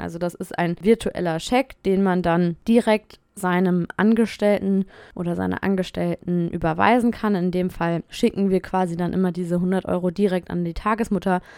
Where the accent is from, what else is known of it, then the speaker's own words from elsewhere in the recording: Germany; moved away as an adult; now in Nanterre, France; als Deutsche